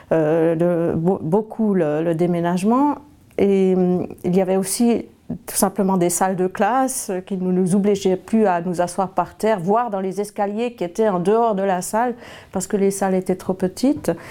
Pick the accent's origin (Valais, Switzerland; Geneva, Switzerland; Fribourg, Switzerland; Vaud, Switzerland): Valais, Switzerland; parce que je venais du Valais, mais du bord du lac, et donc il fallait absolument que j'aie un lac à quelque part.